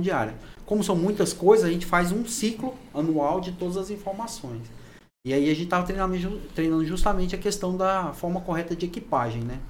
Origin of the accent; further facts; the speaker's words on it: Anápolis, Goiás, Brazil; moved away as an adult; also born or lived in Pará; now in Gurupi, Brazil; eu sou é, natural de Anápolis, Goiás